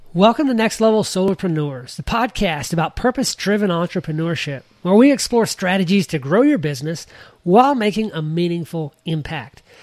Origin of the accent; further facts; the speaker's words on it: Georgia, United States; growing up in Georgia